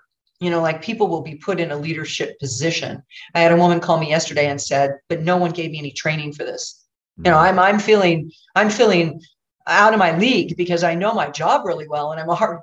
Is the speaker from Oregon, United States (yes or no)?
yes; Oregon, United States; I'm from Oregon